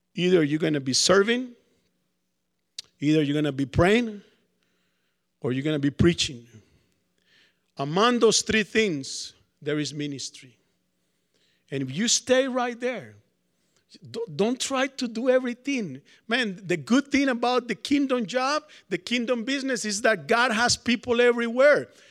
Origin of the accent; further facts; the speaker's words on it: Colombia; moved away; also born or lived in New York; I'm from Colombia, South America